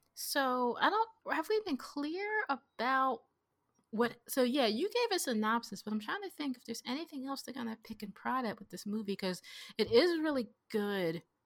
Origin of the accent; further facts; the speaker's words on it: United States; I'm so American